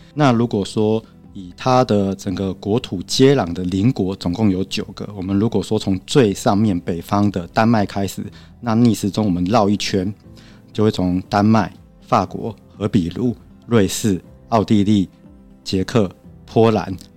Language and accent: Chinese; Taiwan; also born or lived in Germany; 我们台湾的高铁